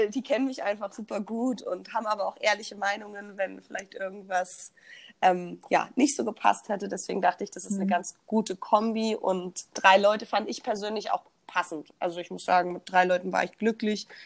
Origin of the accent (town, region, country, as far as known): Berlin, Germany